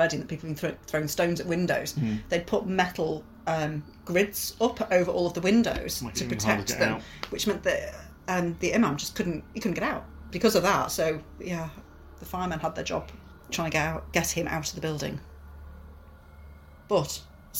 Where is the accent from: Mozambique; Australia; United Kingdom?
United Kingdom; Wirral, North West England; It's like a great big sandstone rock, which I remember climbing over it when I was a child. And my children have since climbed all over